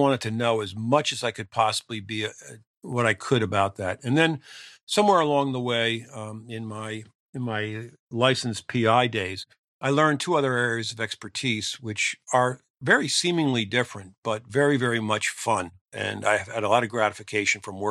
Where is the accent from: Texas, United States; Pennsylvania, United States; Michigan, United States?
Pennsylvania, United States; small town outside of Philadelphia; returned to my hometown.